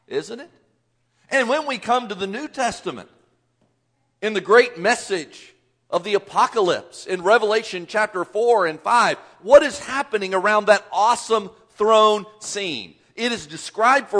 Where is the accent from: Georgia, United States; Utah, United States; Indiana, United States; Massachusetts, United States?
Indiana, United States; Southern; I grew up in the Southern Indiana area